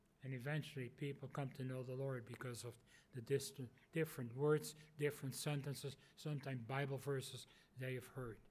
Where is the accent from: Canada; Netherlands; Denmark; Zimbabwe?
Netherlands; moved away; originally from the Netherlands.